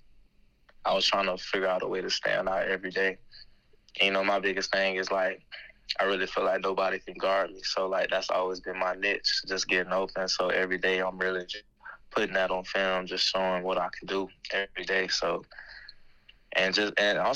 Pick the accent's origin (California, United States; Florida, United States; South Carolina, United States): Florida, United States; I grew up a Florida State fan and I'm from Florida.